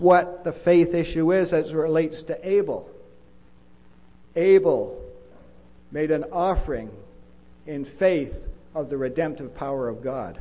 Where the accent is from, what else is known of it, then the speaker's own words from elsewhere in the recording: Winnipeg, Manitoba, Canada; I grew up in Winnipeg, and it's a great city